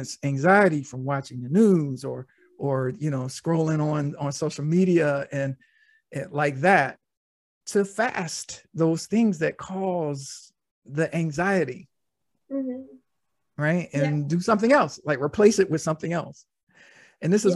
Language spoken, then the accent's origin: English; Norfolk, Virginia, United States; I was born in Norfolk, Virginia